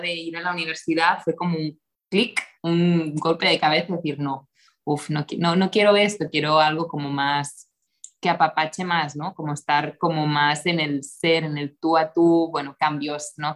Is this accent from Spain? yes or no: yes; Costa Brava, north of Barcelona, Catalonia, Spain; moved away as an adult; also born or lived in United States / Mexico City, Mexico / Tulum, Mexico; now in Mexico; soy nacida en, en la Costa Brava, al norte de Barcelona, en España